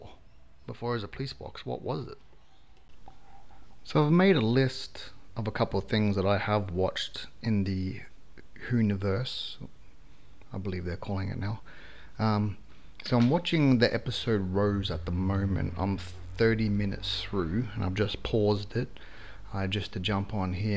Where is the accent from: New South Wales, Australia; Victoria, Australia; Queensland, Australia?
Queensland, Australia; Brisbane; I'm from Brisbane, Queensland, Australia